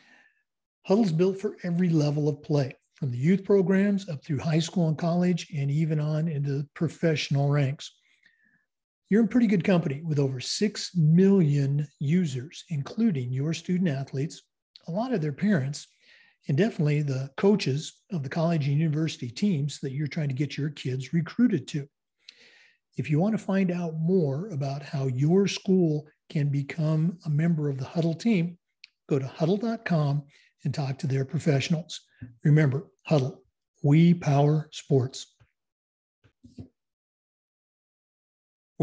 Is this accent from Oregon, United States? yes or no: yes; Oregon, United States; moved away; We're going back to my home state, the great state of Oregon